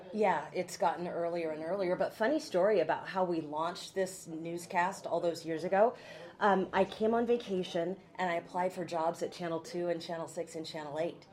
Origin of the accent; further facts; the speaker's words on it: McMinnville, Oregon, United States; also born or lived in Baton Rouge, Louisiana; I'm from here. I grew up in McMinnville, which is not too far from here.